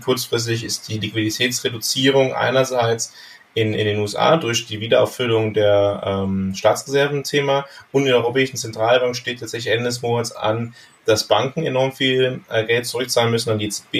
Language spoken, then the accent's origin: German; Bergisch Gladbach, North Rhine-Westphalia, Germany; now in Panama; in der Nähe von meiner Heimatstadt Bergisch Gladbach, das ist in, im Rheinland